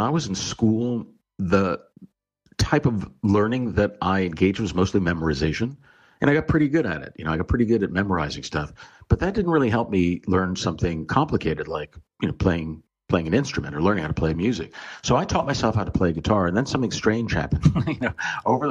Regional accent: outside of Philadelphia, Pennsylvania, United States; I grew up outside of Philadelphia.

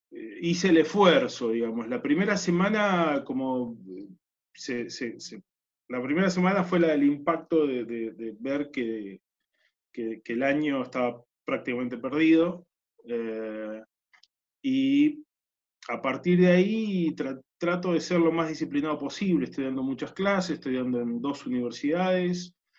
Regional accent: Neuquén, Argentina; crecí en Neuquén

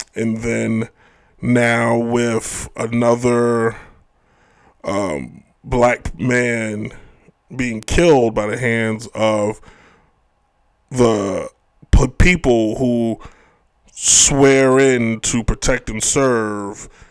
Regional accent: United States; as an American

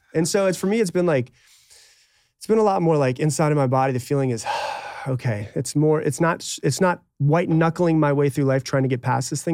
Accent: Anna Maria, Florida, United States; I grew up on an island

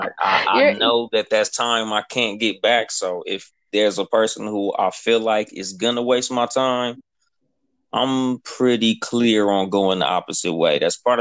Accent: Compton, California, United States; I'm from Compton, California.

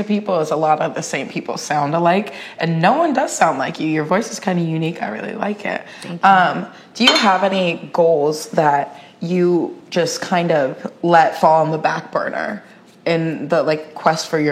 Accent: Washington, United States; I'm from Washington State

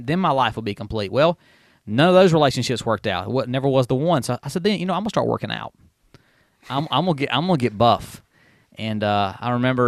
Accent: Union, South Carolina, United States; Yeah, I was actually born, of course, in the small town of Union, South Carolina. I grew up there in Welcome. I was born in Mary Black Hospital in Spartanburg, but I was raised in Union, South Carolina.

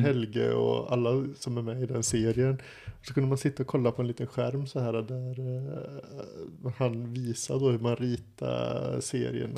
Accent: Sweden; moved away; Det är där jag kommer ifrån

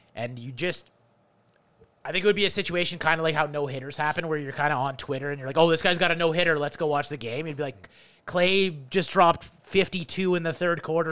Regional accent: Canada; also born or lived in Toronto; as a Canadian

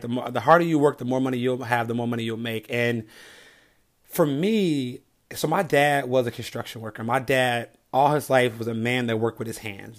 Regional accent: Chicago, Illinois, United States; I grew up in the South Side of Chicago, nine of us in one home

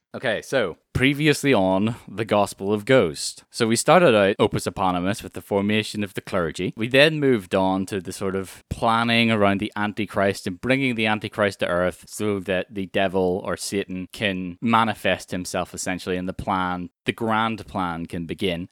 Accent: Ireland; And I'm from Ireland

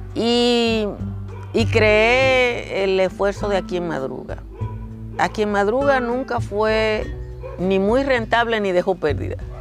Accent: Nizao, Peravia, Dominican Republic; moved away; Yo nací en Nisao, Nisao es un pobladito pequeñito, virtualmente a la orilla del mar

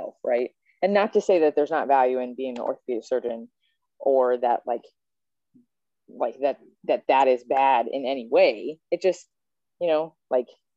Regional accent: Lexington, Kentucky, United States; now in Dayton, United States; I'm from Lexington, Kentucky

